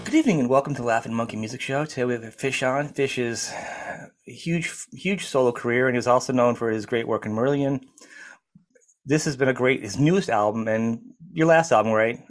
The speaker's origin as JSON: {"language": "English", "country": "United States", "said": "I'm an American."}